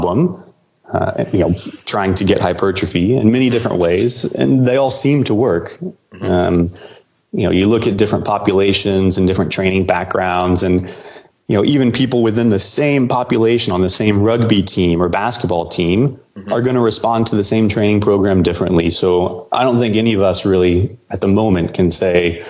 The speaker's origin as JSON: {"language": "English", "town": "Houston", "region": "Texas", "country": "United States", "said": "I'm from Houston"}